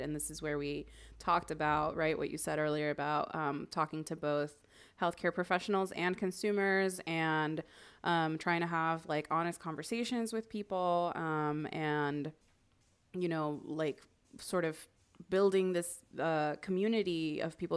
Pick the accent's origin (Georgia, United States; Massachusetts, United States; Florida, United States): Florida, United States; Miami; I grew up in Miami